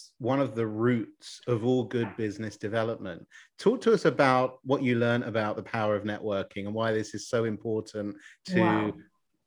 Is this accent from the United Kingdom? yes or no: yes; United Kingdom; moved away as an adult; now in Israel; I'm British. We don't really talk to people unless we're spoken to. We're a little bit more reserved. And I just made Aliyah and moved to Israel.